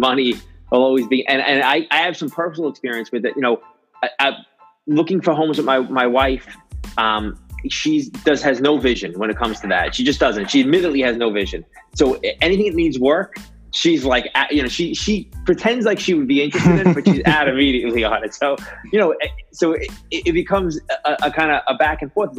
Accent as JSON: {"language": "English", "region": "New York", "country": "United States", "tie": "born or raised there", "said": "I grew up in New York and I lived in New York City for a long time"}